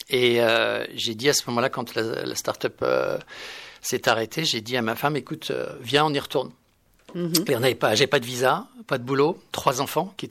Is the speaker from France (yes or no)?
yes; Aix-en-Provence, Provence-Alpes-Côte d'Azur, France; moved away as an adult; now in Paris, France; moi je je suis de je suis provincial je suis de d'Aix-en-Provence